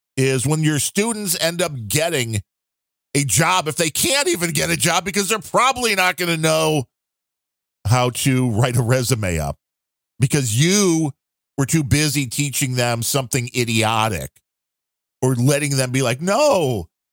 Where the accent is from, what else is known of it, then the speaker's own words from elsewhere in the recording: United States; I'm an American.